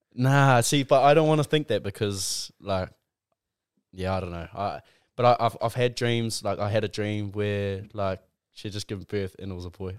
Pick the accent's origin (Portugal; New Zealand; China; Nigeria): New Zealand; Tauranga, Bay of Plenty; also born or lived in Auckland; I grew up in Mount Maunganui, Tauranga. I grew up here